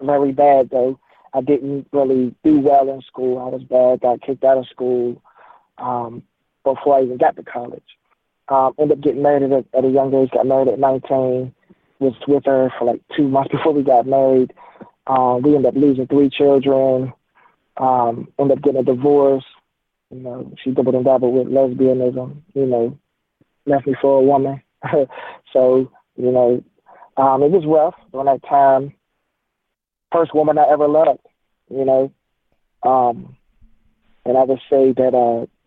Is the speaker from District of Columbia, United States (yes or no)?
yes; Washington, District of Columbia, United States; I was born in Southeast D.C.